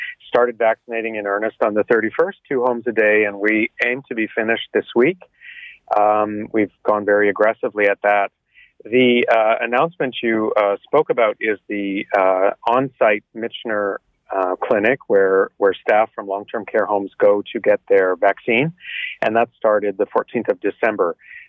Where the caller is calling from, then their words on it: Toronto, Ontario, Canada; I'm calling you from the Cedarvale Terrace in Toronto, where our mobile team continues our vaccination of long-term care homes.